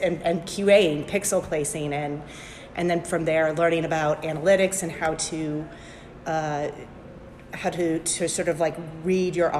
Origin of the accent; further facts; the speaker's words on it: Alexandria, Virginia, United States; I was born and raised in Alexandria, Virginia